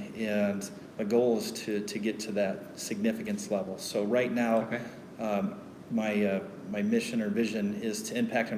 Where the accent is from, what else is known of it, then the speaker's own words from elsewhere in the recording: Colorado Springs, Colorado, United States; I was born right here in Colorado Springs. I'm one of the rare few natives here around.